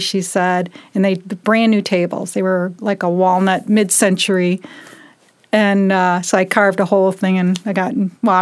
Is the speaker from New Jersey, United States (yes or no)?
no; Detroit, Michigan, United States; moved away as an adult; now in Las Vegas, United States; I'm from Detroit originally, and I've been in Las Vegas now for 25 years.